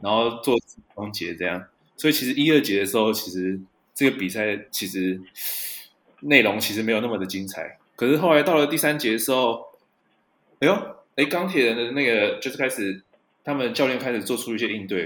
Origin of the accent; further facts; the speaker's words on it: New Taipei, Taiwan; 我小时候住在台北县啊